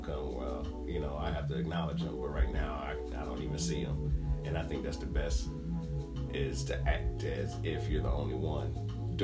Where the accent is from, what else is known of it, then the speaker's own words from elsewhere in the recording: Michigan, United States; moved away; back where I'm from Michigan